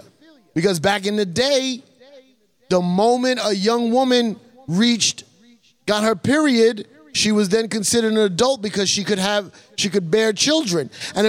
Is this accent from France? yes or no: no; United States; No, I'm not. I'm not from Spain. Nobody in front of my family's from Spain.